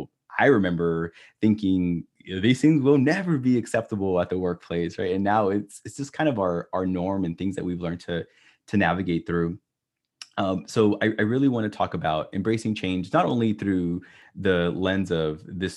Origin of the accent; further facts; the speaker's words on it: Texas, United States; Brisket barbecue. I'm Texan.